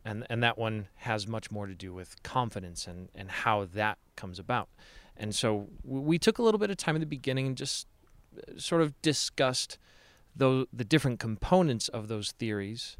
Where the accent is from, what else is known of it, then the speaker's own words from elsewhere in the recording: Chicago, Illinois, United States; now in Salt Lake City, United States; Chicago is and always will be my home